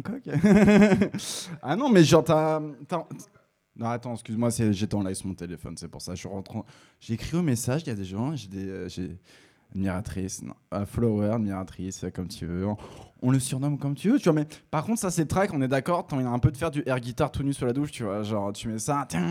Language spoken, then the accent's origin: French; Picardy, Hauts-de-France, France; Je suis picard